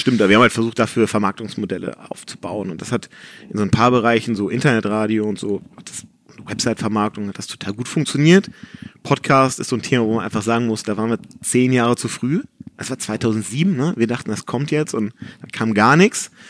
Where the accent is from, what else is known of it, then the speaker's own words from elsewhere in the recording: Hamburg, Germany; in Hamburg-Rissen, wo ich aufgewachsen bin